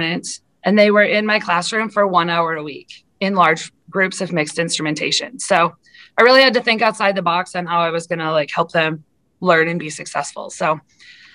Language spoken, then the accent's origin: English; South Dakota, United States; moved away as an adult; also born or lived in Iowa / Washington, D.C.; I am a South Dakota girl through and through. I grew up in South Dakota